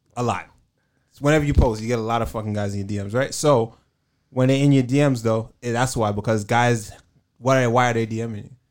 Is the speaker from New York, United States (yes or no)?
yes; New York, United States; I'm from New York